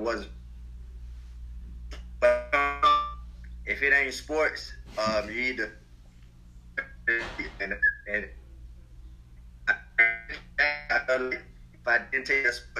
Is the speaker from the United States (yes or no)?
yes; Quincy, Florida, United States; I'm from Quincy, Florida. It's a small town.